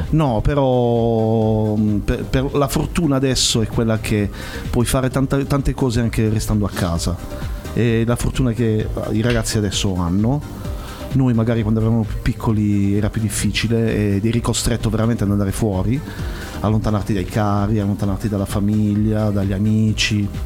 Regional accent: Bari, Apulia, Italy; io sono di Bari

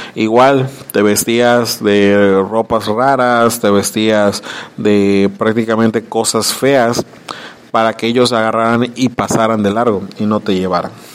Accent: Mexico; como mexicanos desconocemos nuestras, nuestras costumbres

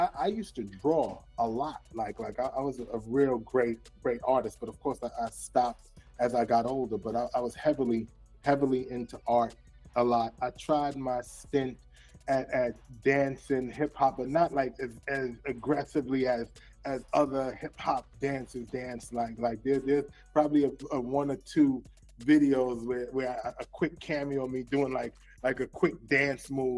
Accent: New York City, New York, United States; Born and raised in Brooklyn.

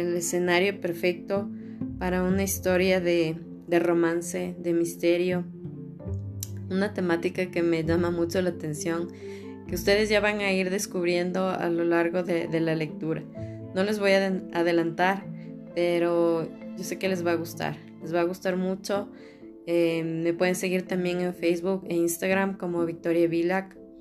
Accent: Ecuador; soy ecuatoriana

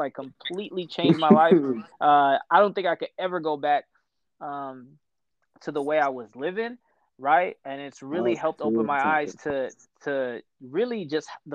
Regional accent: Ethiopia; moved away; I'm Ethiopian

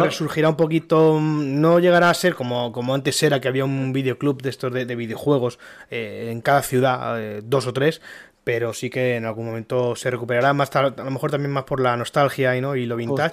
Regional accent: Elda, Valencian Community, Spain; yo soy de Elda, una ciudad aquí en Alicante

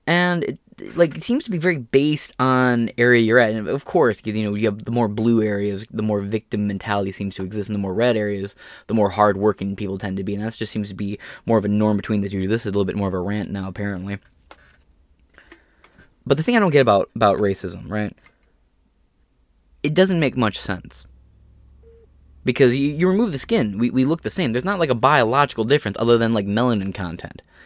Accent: United States; We're all American, and we see ourselves as American

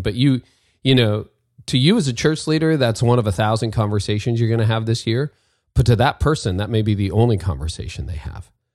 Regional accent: Canada; I'm Canadian and leaving the snow for sunny California.

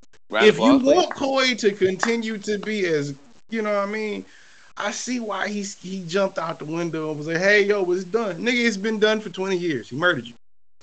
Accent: Detroit, Michigan, United States; We're from Detroit, Michigan.

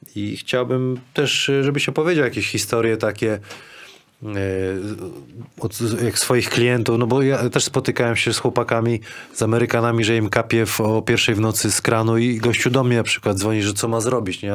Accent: Kuźniki, Lower Silesian Voivodeship, Poland; jako chłopak z Kuźnik

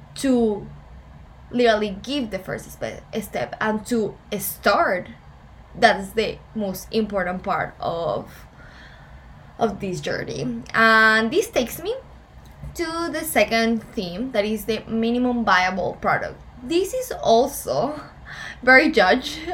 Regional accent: Ecuador; English is a second language; moved away as an adult; now in Boca Raton, United States; why I'm here in Boca Raton if I'm from Ecuador

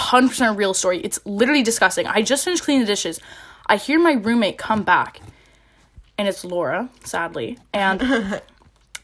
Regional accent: Toronto, Ontario, Canada; born and raised, baby, in the Toronto

